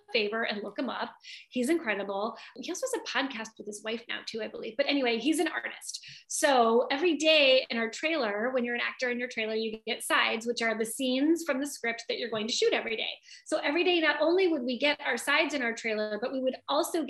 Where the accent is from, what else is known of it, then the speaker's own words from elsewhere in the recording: Michigan, United States; now in Southern California, United States; I'm from Michigan